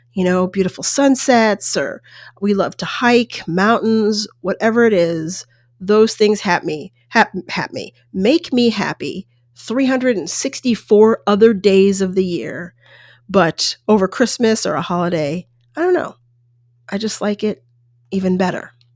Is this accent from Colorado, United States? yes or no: yes; Colorado, United States; also born or lived in New York State; I lived in New York State, and there were family members around and more sort of distant family members. But then I grew up in Colorado, and there was pretty much no one